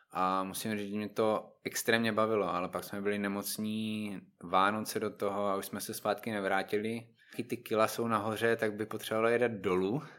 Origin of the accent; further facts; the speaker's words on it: Znojmo, South Moravian Region, Czechia; moved away as an adult; now in Brno, Czech Republic; znojmák, samozřejmě. Znojmo je prostě moje rodné město, ale teďka už většinu času trávím v Brně.